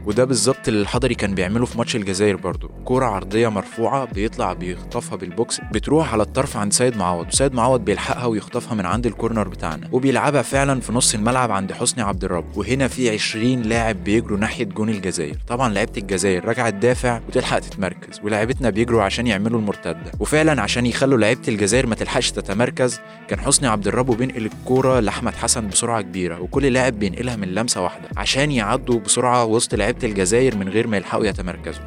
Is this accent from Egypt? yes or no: yes; Egypt; عندنا في مصر هنا